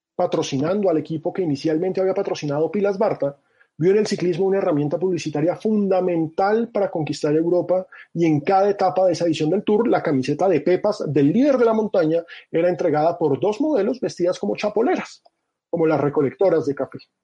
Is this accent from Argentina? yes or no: no; Colombia